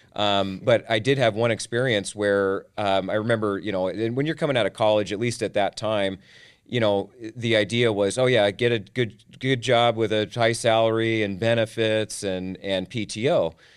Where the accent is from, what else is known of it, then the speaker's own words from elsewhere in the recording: Tacoma, Washington, United States; was born and raised in Tacoma, Washington